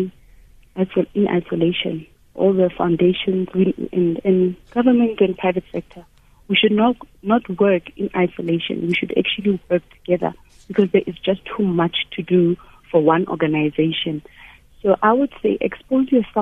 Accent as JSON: {"language": "English", "town": "Thaba Nchu", "region": "Free State", "country": "South Africa", "tie": "born or raised there", "moved": "yes", "said": "Growing up in Tabanchu"}